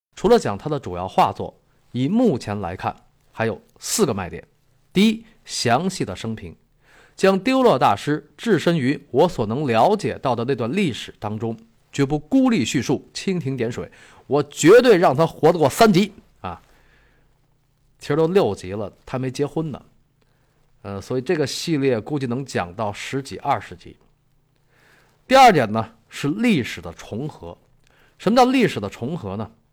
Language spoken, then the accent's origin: Chinese; China; 我们中国人从小就被教育三人行，必有我师焉